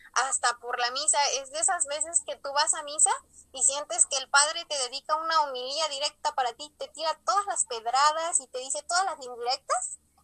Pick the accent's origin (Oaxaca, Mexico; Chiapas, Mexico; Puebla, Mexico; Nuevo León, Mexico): Puebla, Mexico; Ajalpan; soy originaria de Ajalpan, Puebla, cerquita de la diócesis de Tehuacán